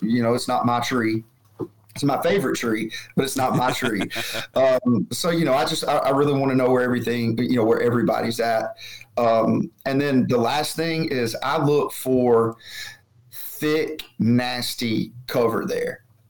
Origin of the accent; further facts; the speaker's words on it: Alabama, United States; Growing up in Alabama, where it was absolutely not legal, it's just one of those things that I don't do.